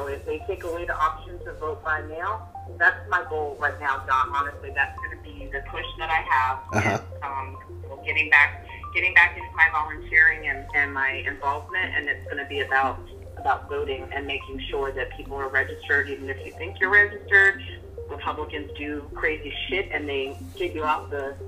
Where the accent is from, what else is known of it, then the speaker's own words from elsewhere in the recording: New York, United States; I'm a New Yorker